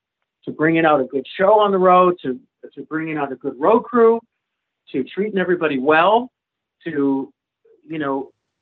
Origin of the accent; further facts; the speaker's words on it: New England, United States; And to get used to growing up in New England and being able to do one-nighters